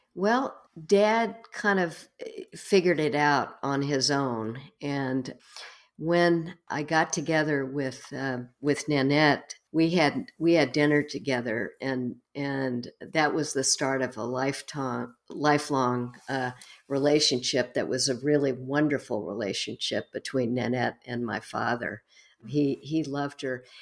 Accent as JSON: {"language": "English", "town": "Houston", "region": "Texas", "country": "United States", "tie": "born or raised there", "said": "I was born and raised in Houston, Texas"}